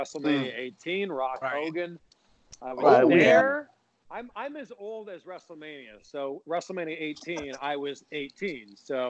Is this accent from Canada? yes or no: yes; Canada; I'm from Canada. I'm very nice.